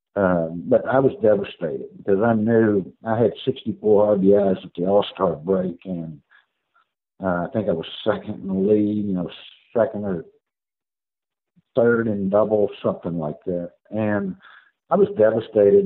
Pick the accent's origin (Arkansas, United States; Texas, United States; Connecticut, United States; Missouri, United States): Texas, United States; Houston; I got to play a year and a half here in my hometown of Houston.